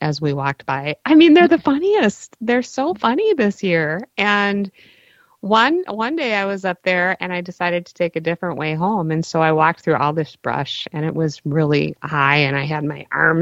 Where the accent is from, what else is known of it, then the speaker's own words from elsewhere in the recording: Minneapolis, Minnesota, United States; also born or lived in New Brighton / Columbia Heights; I grew up in Northeast Minneapolis